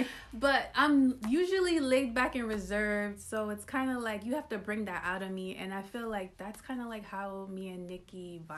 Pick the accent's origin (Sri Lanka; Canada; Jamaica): Jamaica; we're both Jamaican.